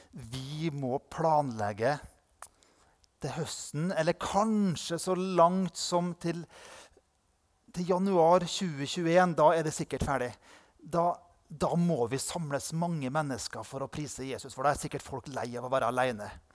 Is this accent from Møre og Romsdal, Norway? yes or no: yes; Indre Nordmøre, Møre og Romsdal, Norway; der jeg kommer fra, på Indre Nordmøre, der har vi to lokalaviser.